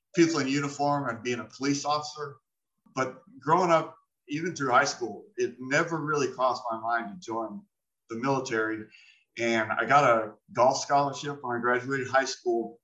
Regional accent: Phoenix, Arizona, United States; I was born and raised in Phoenix, Arizona, 1972.

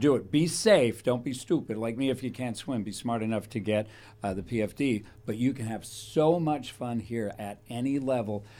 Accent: Thousand Oaks, California, United States; When I was raised in Thousand Oaks

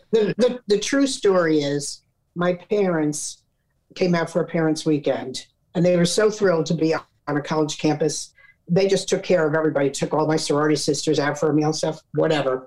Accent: Bergenfield, New Jersey, United States; moved away as an adult; also born or lived in Steubenville, Ohio; now in California, United States; I'm from Bergenfield, New Jersey

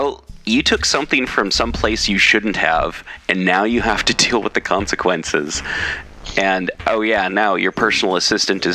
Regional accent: Pacific Northwest, United States; I did not grow up with that in the Pacific Northwest

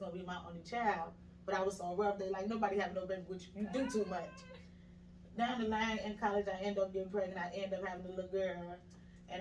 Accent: Chicago, Illinois, United States; moved away as an adult; now in Atlanta, United States; I'm originally from Chicago.

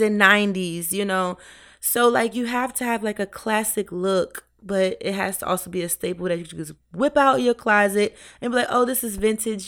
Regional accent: New York City, New York, United States; moved away; also born or lived in 757 area (Hampton Roads, Virginia); I'm from New York. I'm from the fashion capital of the world

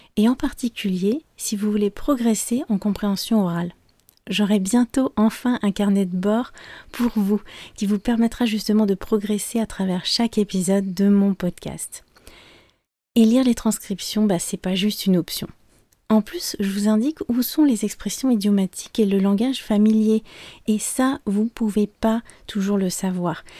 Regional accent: France; je suis française

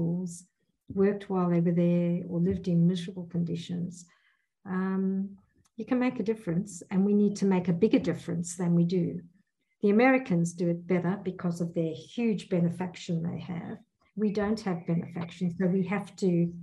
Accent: South Africa; moved away as an adult; now in Perth, Australia; I come from South Africa

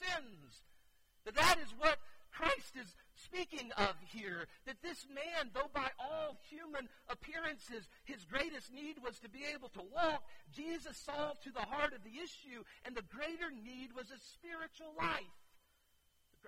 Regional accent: Keystone Heights, Florida, United States; I grew up here in Keystone.

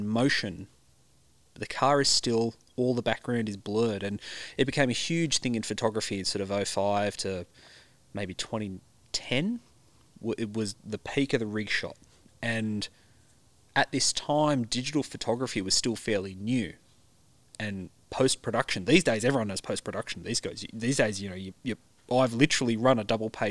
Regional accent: Central Coast, New South Wales, Australia; I grew up on the Central Coast in the 80s and 90s

